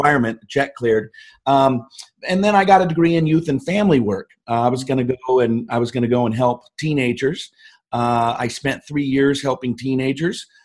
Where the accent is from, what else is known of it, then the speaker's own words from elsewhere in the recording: Seattle, Washington, United States; moved away as an adult; also born or lived in Snoqualmie; now in Scottsdale, United States; I grew up all around the Seattle area